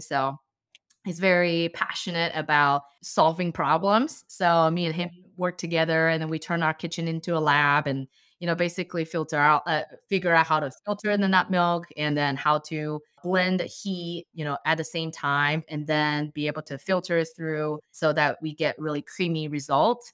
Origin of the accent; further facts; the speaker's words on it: China; English is a second language; also born or lived in Bay Area, United States; now in Columbus, United States; I'm a Chinese immigrant and, uh, I moved to the States in two thousand nine. And growing up in China, I always drink homemade plant-based milk.